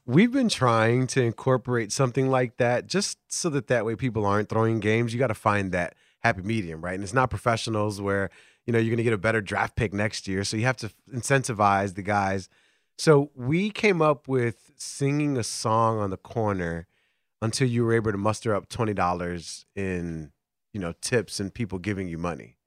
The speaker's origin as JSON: {"language": "English", "town": "Chicago", "region": "Illinois", "country": "United States", "tie": "born or raised there", "said": "I'm born and raised in Chicago"}